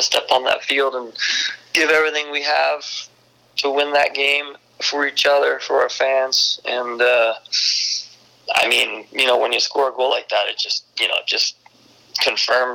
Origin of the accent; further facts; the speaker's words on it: East Coast, United States; I'm from the East Coast